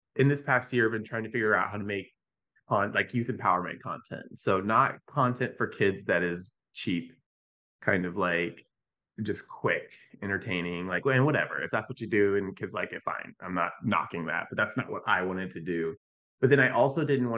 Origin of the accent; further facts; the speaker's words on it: Virginia, United States; I grew up in Virginia.